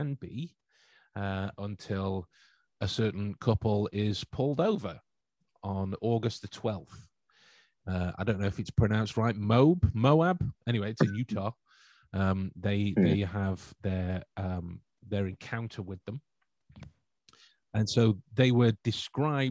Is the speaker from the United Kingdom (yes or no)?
yes; England, United Kingdom; being the English chaps